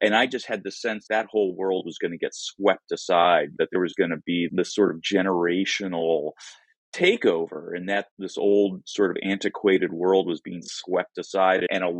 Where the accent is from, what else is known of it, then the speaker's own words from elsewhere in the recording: Seattle, Washington, United States; I grew up here in Seattle, and so my musical memories go back to about like the mid 60s or so, when I was really little, 3 years old or so.